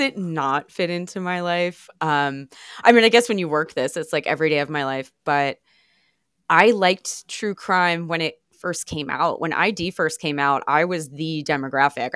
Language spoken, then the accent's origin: English; Long Island, New York, United States; I grew up on Long Island